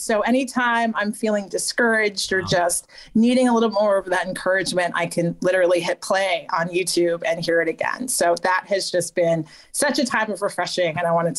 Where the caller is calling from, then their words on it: New Hampshire, United States; I am coming from New Hampshire. I'm just an hour from Boston.